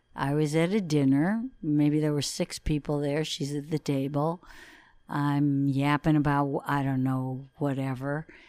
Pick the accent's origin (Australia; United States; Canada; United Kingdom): United States; Detroit, Michigan; we grew up in Detroit together, went to school together